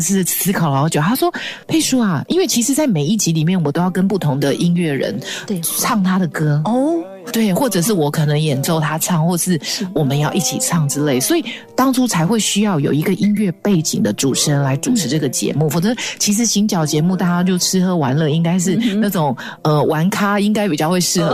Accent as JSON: {"language": "Chinese", "country": "Taiwan", "first_language": "Hakka", "second_language": "Chinese", "said": "可是，在唱我们自己台湾的这些音乐素人，他们可能是用国语，可能用客语，可能用原住民语，或者是我们的闽南语来创作"}